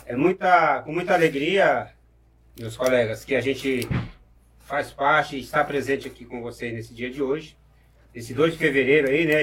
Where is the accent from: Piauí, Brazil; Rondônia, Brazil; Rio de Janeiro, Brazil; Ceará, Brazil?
Piauí, Brazil; Marcos Parente; moved away; Eu sou piauiense, né, como já foi falado, e eu nasci numa, numa pequena cidade chamada Tinguis, que era Marcos Parente